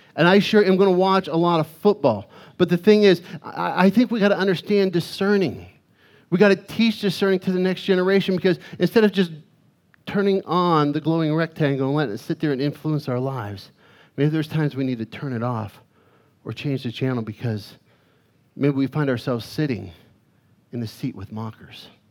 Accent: Arizona, United States; growing up in Arizona, we, we would get these dust storms

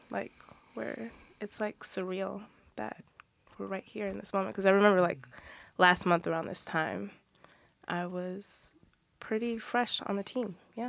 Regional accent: New Jersey, United States; I'm from New Jersey

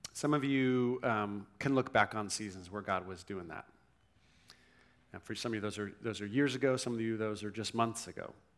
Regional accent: Newport Beach, California, United States; moved away as an adult; also born or lived in Vancouver, Canada; I grew up in Newport Beach, grew up, great family

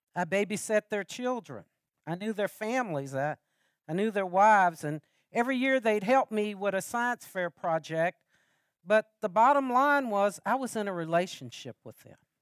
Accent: Lexington, United States; I'm from Lexington.

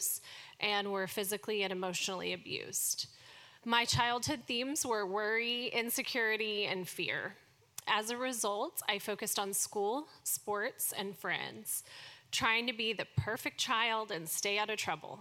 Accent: Dallas, Texas, United States; I was born and raised here in Dallas

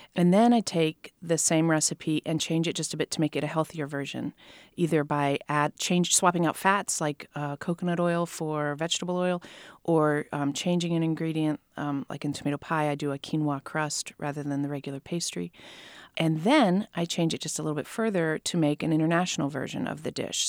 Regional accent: Ohio, United States; moved away; I was raised in Ohio.

